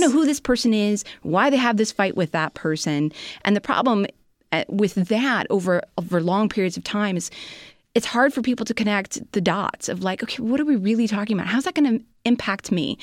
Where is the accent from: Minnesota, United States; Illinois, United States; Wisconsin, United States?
Illinois, United States; Chicago; I'm a Chicagoan.